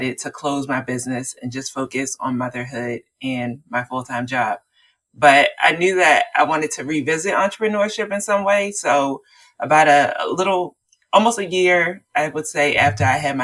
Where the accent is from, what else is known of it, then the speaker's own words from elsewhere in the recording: Baltimore, Maryland, United States; I'm from Baltimore, Maryland